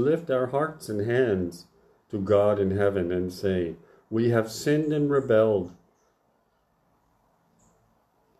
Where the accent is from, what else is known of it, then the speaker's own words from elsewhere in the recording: United States; growing up in the Church of the Nazarene in America